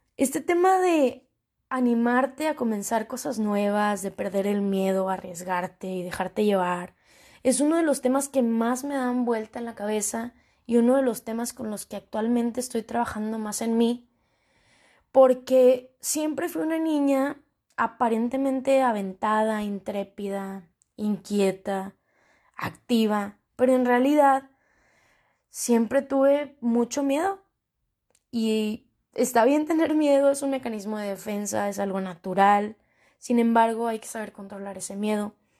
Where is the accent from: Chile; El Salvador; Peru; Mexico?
Mexico; northern Mexico; soy una chica mexicana, tengo 24 años, mexicana del norte